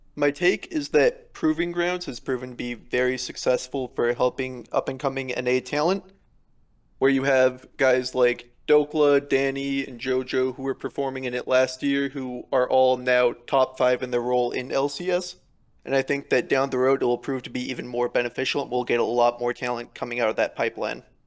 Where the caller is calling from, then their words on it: Atascadero, California, United States; I'm calling from Atascadero, California